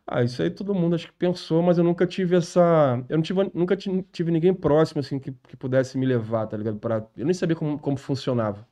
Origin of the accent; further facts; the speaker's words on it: Rio de Janeiro, Brazil; also born or lived in Vista Alegre; eu sou nascido é e criado no, no, no Irajá